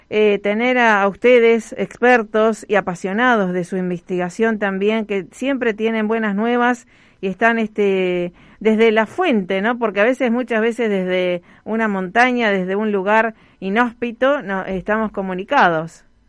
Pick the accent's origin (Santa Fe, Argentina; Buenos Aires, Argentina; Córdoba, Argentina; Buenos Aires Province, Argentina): Santa Fe, Argentina; Rosario; Como Rosarina